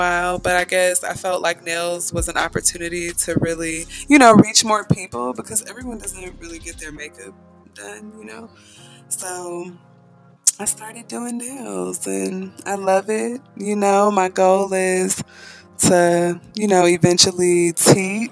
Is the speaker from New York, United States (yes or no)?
no; Atlanta, Georgia, United States; now in Marietta, United States; I'm actually from Atlanta, Georgia, and I am in Marietta, so I've been living there at this point for about 5 years